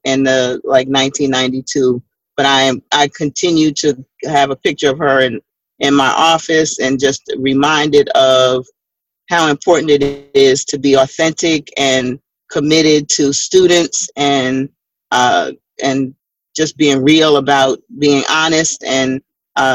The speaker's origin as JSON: {"language": "English", "town": "New York City", "region": "New York", "country": "United States", "tie": "born or raised there", "said": "Her family's from Barbados, my family's from Barbados. She grew up in New York and went to the same similar church that I grew up in Brooklyn."}